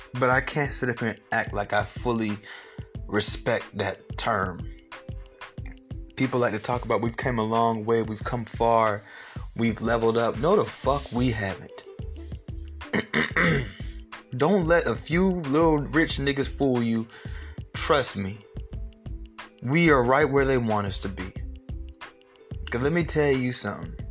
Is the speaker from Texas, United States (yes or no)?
no; Atlanta, Georgia, United States; I'm from Atlanta